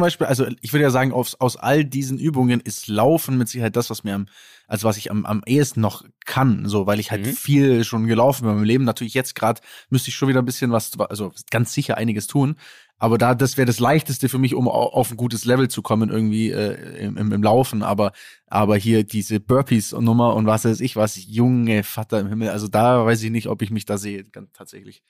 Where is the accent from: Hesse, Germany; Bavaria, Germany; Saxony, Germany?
Bavaria, Germany; Kempten; bei uns in Kempten gibt's 5 Kilometer